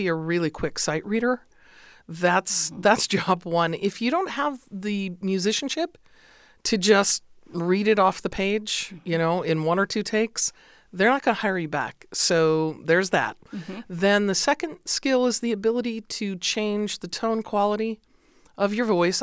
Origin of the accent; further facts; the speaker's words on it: Los Angeles, California, United States; I am a native of Los Angeles